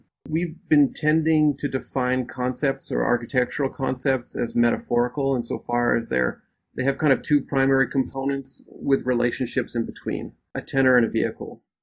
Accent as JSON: {"language": "English", "country": "Canada", "moved": "yes", "lives_now": "United States", "said": "As a Canadian who has witnessed racism in the built environment in Canada and here in the United States"}